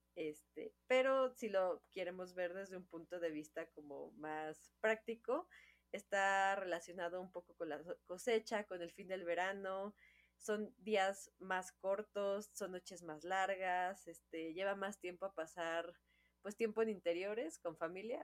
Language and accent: Spanish; Mexico; Es la, celebración mexicana, nosotros somos mexicanas, es con la que yo crecí.